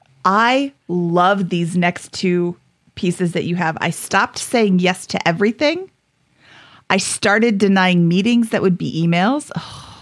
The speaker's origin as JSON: {"language": "English", "country": "United States", "also_born_or_lived": "Mountain Time Zone, United States", "said": "me being American"}